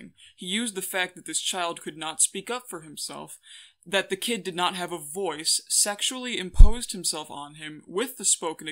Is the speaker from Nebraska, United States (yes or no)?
no; Cleveland, Ohio, United States; I was born in Cleveland